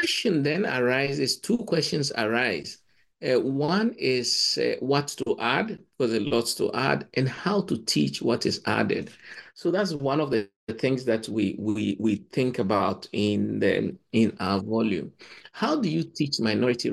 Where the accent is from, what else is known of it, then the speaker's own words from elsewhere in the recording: Ghana; moved away as an adult; also born or lived in Cambridge; I come from Ghana